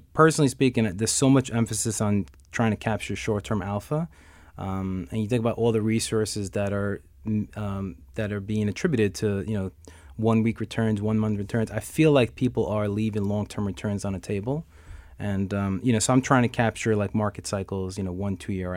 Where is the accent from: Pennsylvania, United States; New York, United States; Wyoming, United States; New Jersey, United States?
New York, United States; New York City; I was born and raised in Astoria, Queens